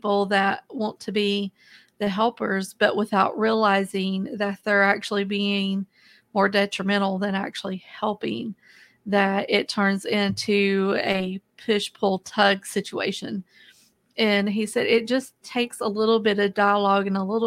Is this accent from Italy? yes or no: no; the South, United States; I was raised in the South in the United States